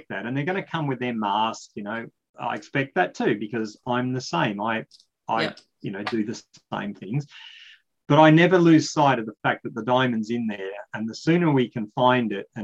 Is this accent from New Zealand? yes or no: no; Australia; I'm talking a bit slow because I'm an Australian